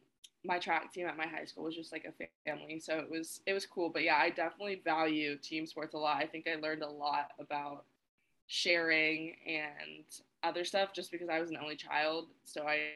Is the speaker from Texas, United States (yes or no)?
no; Orange County, California, United States; I grew up in Orange County, California